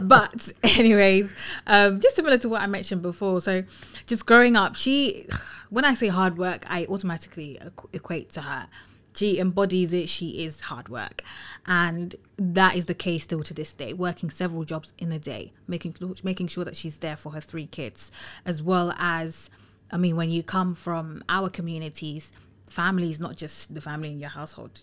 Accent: London, United Kingdom; also born or lived in Tottenham / Finsbury Park; I'm a London girl through and through, born and raised in London

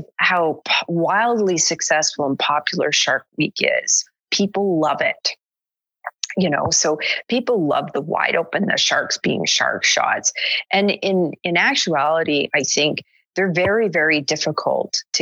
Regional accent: Canada; I'm from Canada

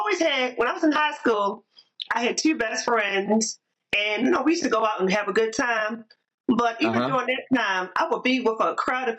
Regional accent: Baltimore, Maryland, United States; I was born and raised in Baltimore City, and I live in Baltimore, Maryland.

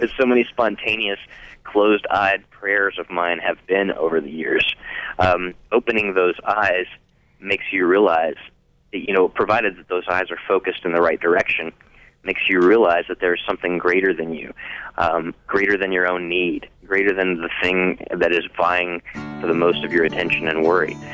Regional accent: the Bible Belt, United States; moved away as an adult; also born or lived in Cincinnati, Ohio; I grew up in the Bible Belt, and I didn't know any Catholics until I was in my early 20s and moved to Cincinnati

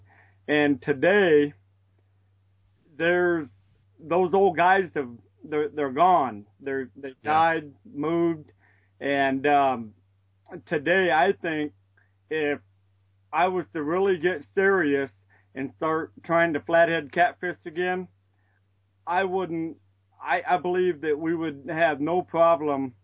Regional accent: La Paz County, Colorado River, Arizona, United States; I was born in the La Paz County. At the time, it was Yuma County. I grew up on the Colorado River hunting and fishing

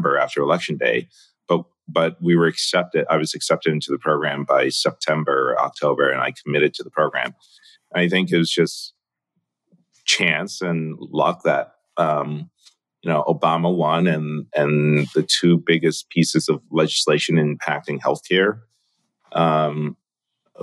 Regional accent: New York, United States; also born or lived in Hong Kong; my early days growing up in Chinatown.

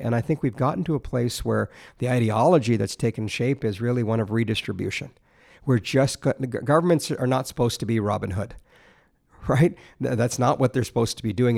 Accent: Alberta, Canada; moved away as an adult; now in Ontario, Canada; growing up in Alberta

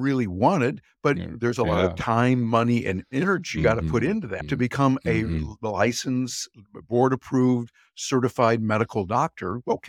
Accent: Midwest, United States; I was born and raised in the Midwest in the United States, and so I have certain values and certain ideas that I was trained on when I grew up.

